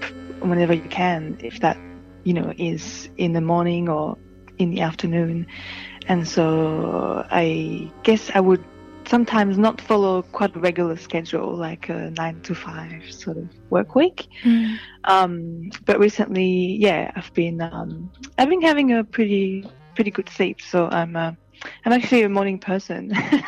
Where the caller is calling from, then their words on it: Paddington, New South Wales, Australia; So I'm calling from the university at UNSW in Paddington because I'm doing research here.